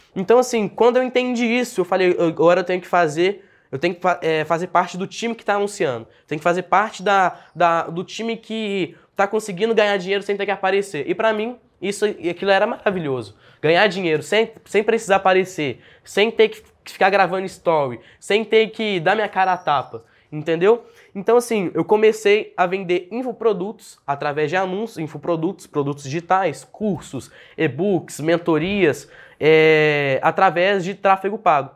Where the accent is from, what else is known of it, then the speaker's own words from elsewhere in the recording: Belo Horizonte, Minas Gerais, Brazil; also born or lived in Uberlândia / Araguari; Eu nasci em Belo Horizonte, nasci aqui em Belo Horizonte, morei aqui até os meus 14 anos